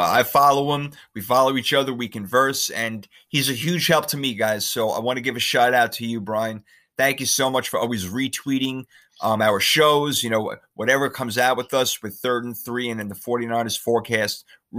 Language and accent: English; United States; moved away; I would love for the 49ers to go back to my hometown in New York / New Jersey